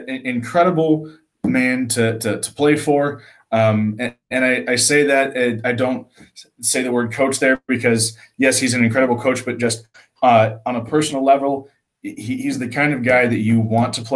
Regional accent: Springfield, United States; I was born and raised in Springfield. I was a product of Springfield High School, graduated in 2012

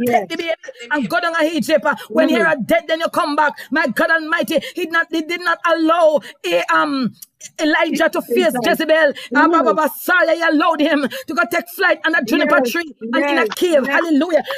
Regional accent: Jamaica; accent: Jamaican; I just broke out in Jamaican terms just now

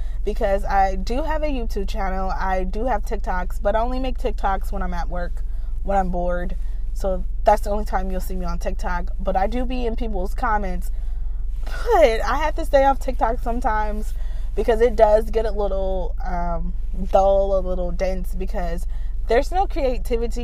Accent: United States; I grew up in the States, meaning United States

